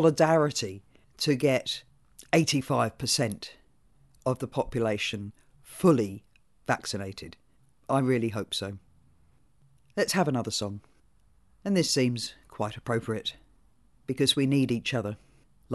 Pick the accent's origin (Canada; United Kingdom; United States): United Kingdom; now in New Zealand; While I was born in Britain, as you can tell, I am now a citizen of New Zealand.